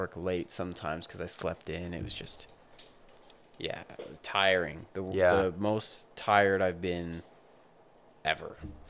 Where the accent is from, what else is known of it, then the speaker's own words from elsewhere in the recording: Calgary, Alberta, Canada; I am from Calgary.